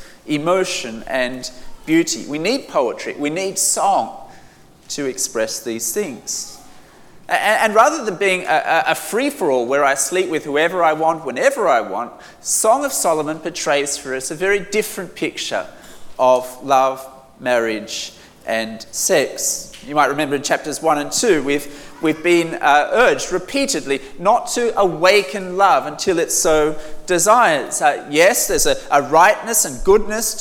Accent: Australia; I'm from Australia

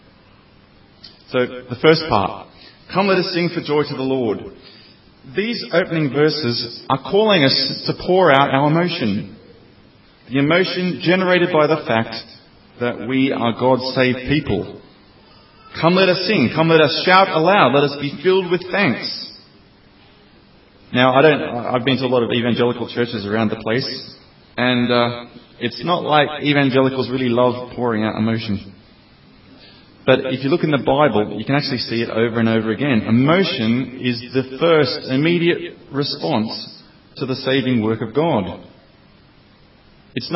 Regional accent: Australia; moved away as an adult; now in Oxford, United Kingdom; I'm from Australia, and I've been living in the UK for 3 years now

